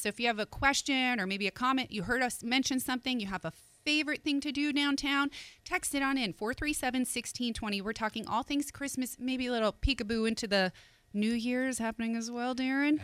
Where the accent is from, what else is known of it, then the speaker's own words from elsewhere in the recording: Northeast, United States; now in Pensacola, United States; being from the Northeast, hockey is a way of life.